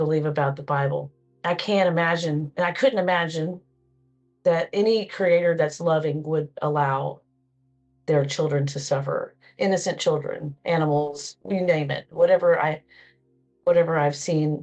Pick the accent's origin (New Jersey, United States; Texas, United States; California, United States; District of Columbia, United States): Texas, United States; Cedar Hill; I am from Cedar Hill, Texas.